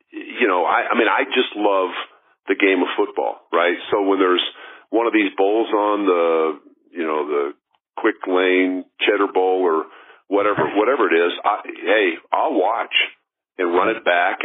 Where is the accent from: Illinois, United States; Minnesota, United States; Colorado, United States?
Colorado, United States; Denver; I grew up in Denver